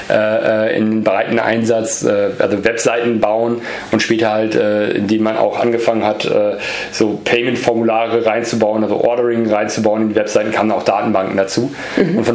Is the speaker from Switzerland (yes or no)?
no; Easter Island, Valparaíso, Chile; born there; geboren, geboren bin ich in Südamerika, in, in äh, auf einer Insel äh, nähe Chile